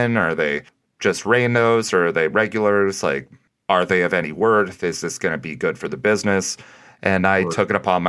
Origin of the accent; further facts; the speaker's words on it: Midwest, United States; we're both from the Midwest